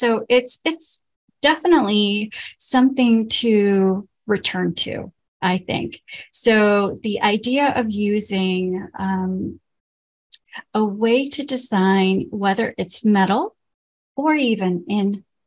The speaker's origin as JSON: {"language": "English", "town": "Lahore", "region": "Punjab", "country": "Pakistan", "tie": "born or raised there", "moved": "yes", "said": "where I grew up in Lahore"}